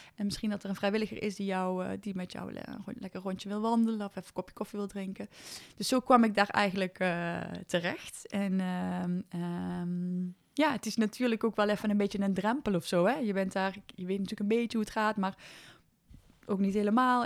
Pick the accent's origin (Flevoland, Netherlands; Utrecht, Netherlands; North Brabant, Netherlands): North Brabant, Netherlands; Overloon; moved away as an adult; now in Nijmegen, Netherlands; ik kom uit de Overloon, dat is een klein dorpje in Brabant.